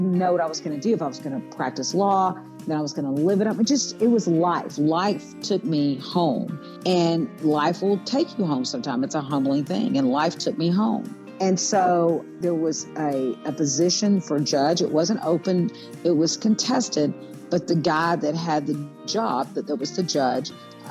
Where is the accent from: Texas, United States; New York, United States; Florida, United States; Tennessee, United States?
Texas, United States; Kaufman; I grew up in Kaufman County, Texas